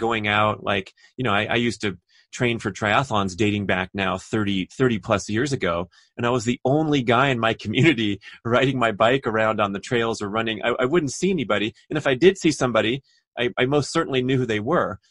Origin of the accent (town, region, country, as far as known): Los Angeles, California, United States; born or raised there